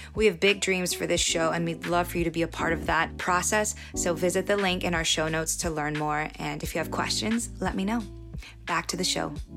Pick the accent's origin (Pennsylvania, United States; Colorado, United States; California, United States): California, United States; I was born in the States, in California